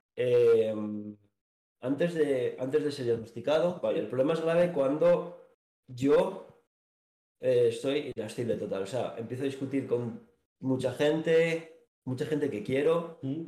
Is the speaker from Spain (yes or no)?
yes; Asturias, Spain; moved away as an adult; now in Valladolid, Spain; soy nací en Asturias, cosas de la vida. Me trajeron aquí a Valladolid en el 2020